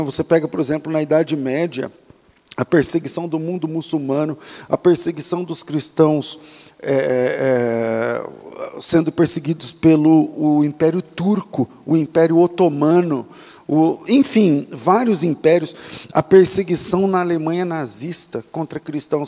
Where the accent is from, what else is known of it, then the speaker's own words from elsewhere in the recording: Brazil; somos brasileiros, somos cristãos, em um país de maioria cristã